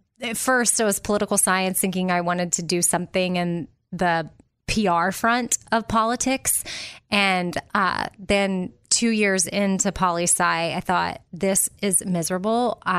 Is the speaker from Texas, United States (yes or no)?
yes; Austin, Texas, United States; But for me, and it's not like I grew up in a small town. I grew up in Austin, Texas.